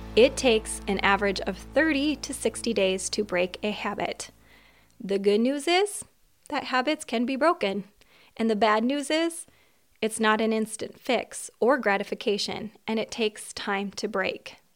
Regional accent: Minnesota, United States; I was born in Minnesota and I still live in Minnesota

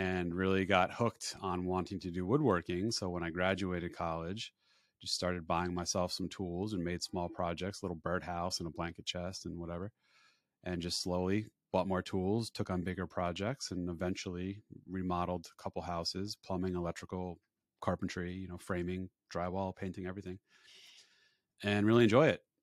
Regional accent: Woodbridge, New Jersey, United States; I was born and raised in Woodbridge, New Jersey, about ten minutes away from where I live now

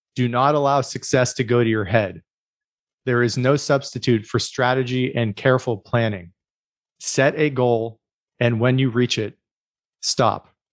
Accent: United States

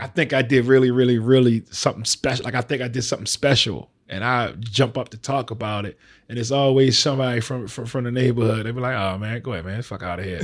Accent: Baltimore, Maryland, United States; I'm from down the hill

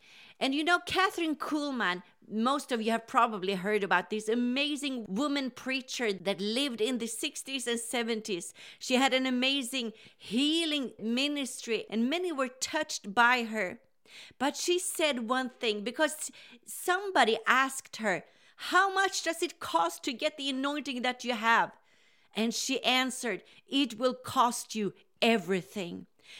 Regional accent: Sweden; English is a second language; Now, I grew up in Sweden where revival started in the 80s.

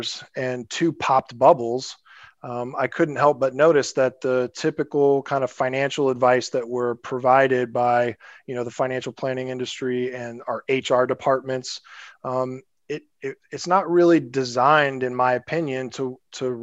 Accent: Springfield, Illinois, United States; moved away as an adult; also born or lived in San Francisco; I'm actually from Springfield, Illinois, kind of a smaller town in Illinois. I grew up there, went to college there

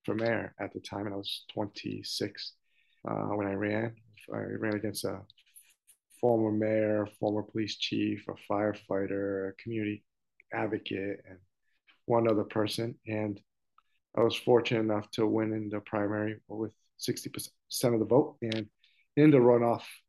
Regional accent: Central Falls, Rhode Island, United States; also born or lived in Providence, Rhode Island; I was born in Providence, so as my siblings. And we chose Central Falls as our home.

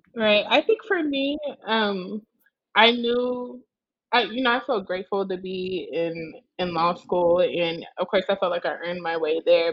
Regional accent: Omaha, Nebraska, United States; now in New Orleans, United States; I am originally from Omaha, Nebraska.

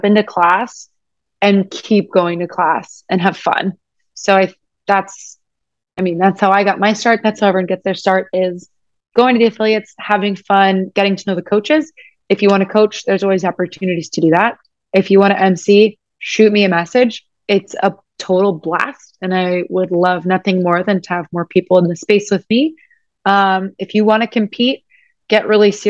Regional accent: United States; I'm American.

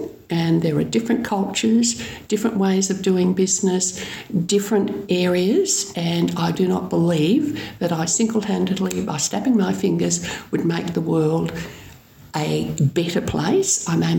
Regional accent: Grenfell, New South Wales, Australia; was born in 1949 when the world was a different place before computers and fax machines. I come from Grenfell.

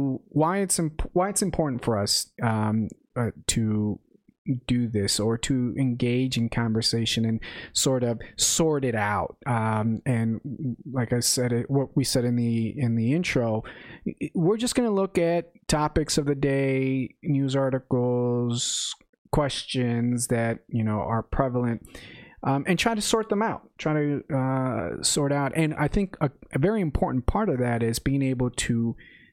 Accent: northern suburbs of Chicago, Illinois, United States; moved away as an adult; also born or lived in Zacatecas, Mexico; now in Oklahoma, United States; I immigrated to this country when I was 5 and lived in the northern suburbs of Chicago my entire life

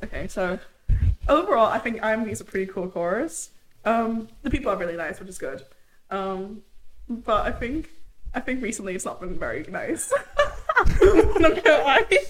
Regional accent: Luxembourg; also born or lived in Germany; I'm originally from Germany. I was born there. My parents are from there, and I grew up in Luxembourg

